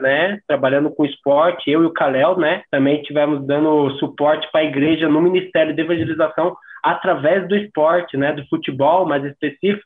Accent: Santa Catarina, Brazil; sou aqui de Santa Catarina Sul

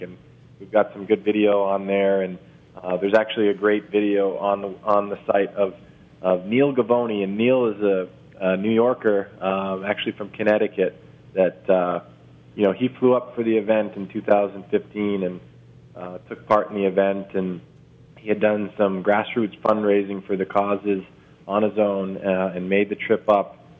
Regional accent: Toronto, Ontario, Canada; born or raised there

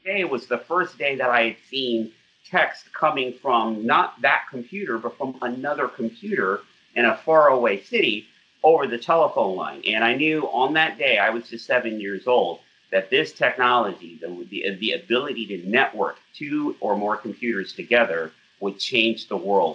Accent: Los Angeles, California, United States; I was born and raised in Los Angeles

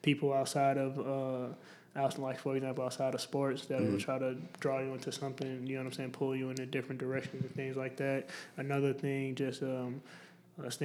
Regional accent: Argo, Illinois, United States; I'm from Chicago, Illinois. Well, actually, Argo, just about 15 minutes outside of Chicago. It's rough growing up

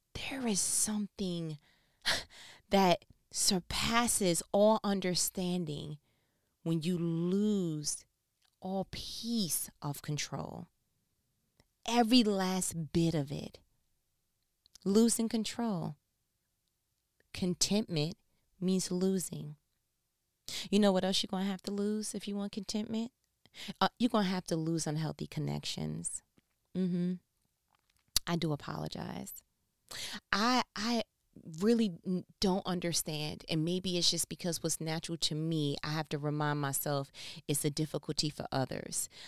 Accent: New York, United States; moved away as an adult; now in Southern United States; I'm from New York. I came to the South. This is, you know, I, I've worked in New York, 'cause born and raised, right, here, and came to the South

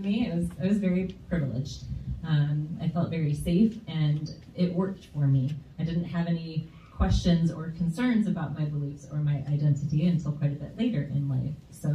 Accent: Grand Rapids, Michigan, United States; I grew up here in West Michigan in Grand Rapids

